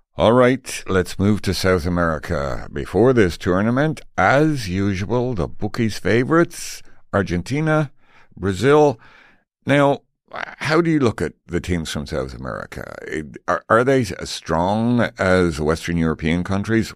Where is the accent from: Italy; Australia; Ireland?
Ireland; Tipperary, Munster; now in Canada; I'm from Tipperary, and look at us, sitting in Canada